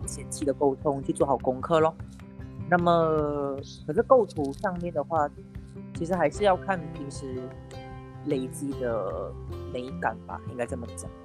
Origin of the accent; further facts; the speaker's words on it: George Town, Penang, Malaysia; moved away as an adult; also born or lived in southern Malaysia; now in southern Peninsular Malaysia, Malaysia; 我本身是冰城人，然后现在我是在香港工作